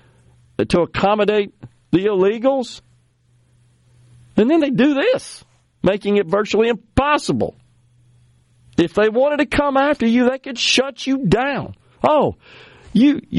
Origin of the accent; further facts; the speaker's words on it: Mississippi, United States; my home state